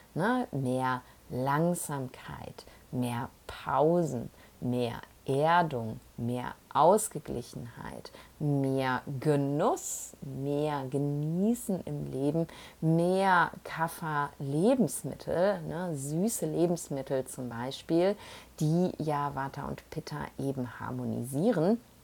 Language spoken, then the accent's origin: German; Essen, North Rhine-Westphalia, Germany; moved away; also born or lived in Panama; von Essen aus, da wo ich herkomme